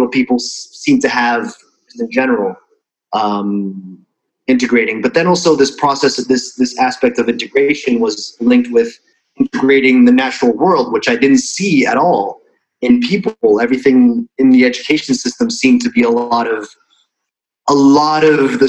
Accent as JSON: {"language": "English", "country": "Switzerland", "tie": "born or raised there", "first_language": "Russian", "second_language": "English", "moved": "yes", "lives_now": "Budapest, Hungary", "said": "I was born and raised in Switzerland to Russian parents who immigrated out of Russia"}